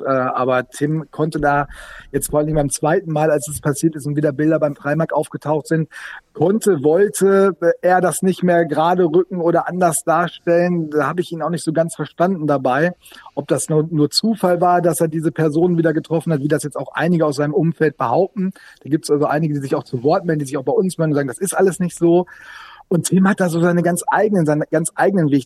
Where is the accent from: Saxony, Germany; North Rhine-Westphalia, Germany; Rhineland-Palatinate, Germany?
North Rhine-Westphalia, Germany; Sauerland; now in Bremen, Germany